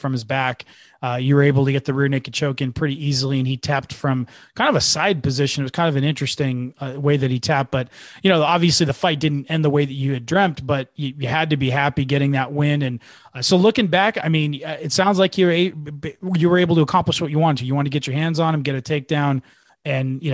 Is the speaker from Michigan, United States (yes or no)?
no; Cupertino, California, United States; I'm from the Bay Area. I was born in Cupertino and lived there for years and years.